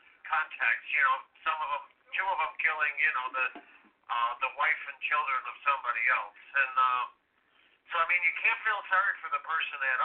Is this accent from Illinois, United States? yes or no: yes; Illinois, United States; I'm from Illinois